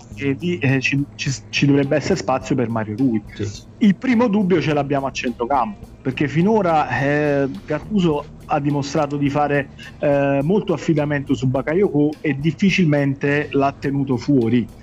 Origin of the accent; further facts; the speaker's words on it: Naples, Campania, Italy; siamo tifosi del, del Napoli, siamo napoletani